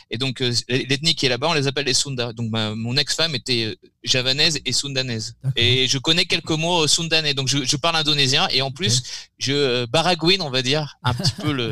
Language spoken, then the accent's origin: French; Brittany, France; pour être tranquille, je suis rentré chez moi en Bretagne et j'ai bossé à fond sur l'examen